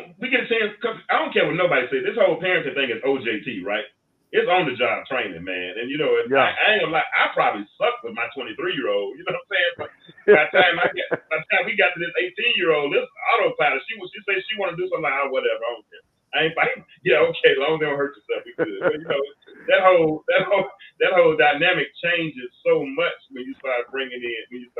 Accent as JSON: {"language": "English", "region": "Arkansas", "country": "United States", "tie": "born or raised there", "moved": "yes"}